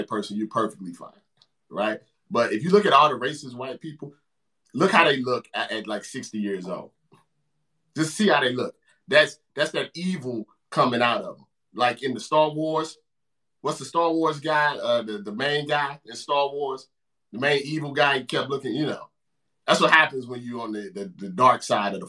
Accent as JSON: {"language": "English", "town": "St. Louis", "region": "Missouri", "country": "United States", "said": "I'm from St. Louis."}